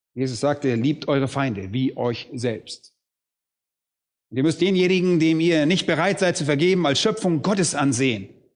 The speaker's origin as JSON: {"language": "German", "country": "Germany", "said": "bei uns in Deutschland"}